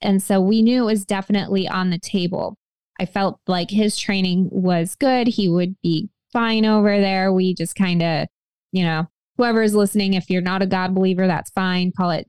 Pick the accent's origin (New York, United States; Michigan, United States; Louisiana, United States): Michigan, United States; also born or lived in Flint, Michigan; I didn't grow up in Flint. I was from a little town in mid-Michigan